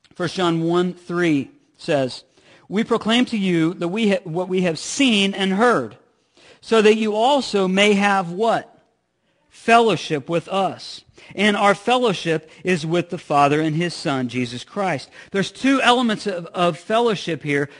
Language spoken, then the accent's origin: English; Midwest, United States; I'm from the Midwest